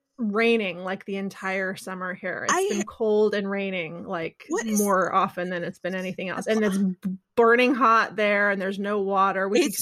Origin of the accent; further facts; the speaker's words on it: California, United States; I grew up like that because I grew up in California.